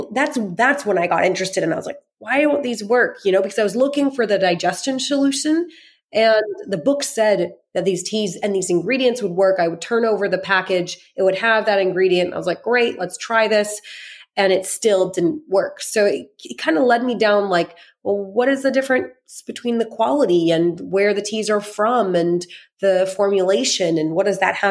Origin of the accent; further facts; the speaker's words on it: United States; I grew up mainly in America